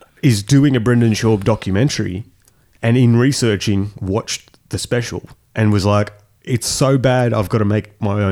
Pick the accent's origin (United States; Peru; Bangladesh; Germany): Germany; born there; Wait, I was born in Germany.